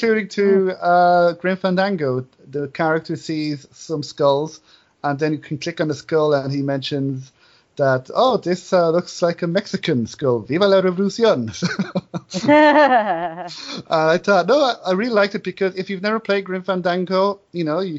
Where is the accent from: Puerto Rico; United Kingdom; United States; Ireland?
Ireland; Enniscorthy, Leinster; my hometown of Enniscorthy